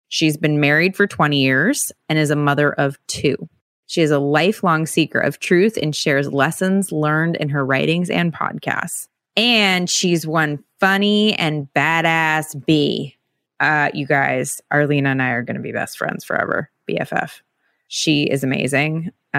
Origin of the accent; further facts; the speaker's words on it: California, United States; I grew up in the San Francisco Bay Area, and I really loved the Cowboys